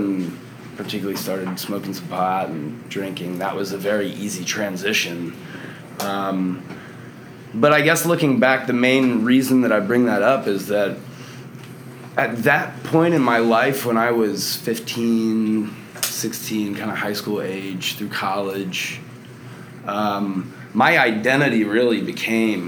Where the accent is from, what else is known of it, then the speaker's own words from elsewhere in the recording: Delaware, United States; moved away as an adult; now in Austin, United States; I'm from Delaware originally. I've been out here in Austin for about 5 or 6 years.